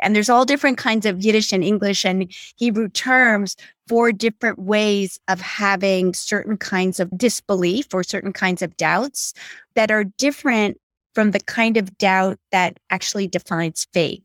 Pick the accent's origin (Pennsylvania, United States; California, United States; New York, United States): New York, United States; New York City; I grew up on the Upper West Side of Manhattan